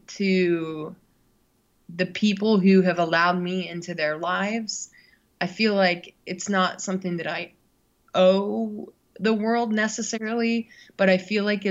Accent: United States; as an American growing up in a pretty, you know, traditional family setting

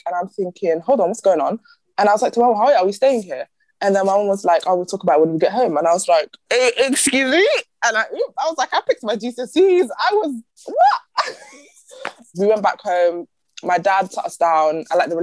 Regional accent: London, United Kingdom; moved away; also born or lived in Somalia; I'm from London

